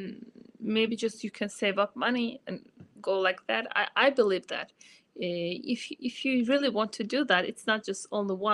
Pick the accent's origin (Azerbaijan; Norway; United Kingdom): Azerbaijan; first language Azerbaijani; English is a second language; My native language is Azerbaijani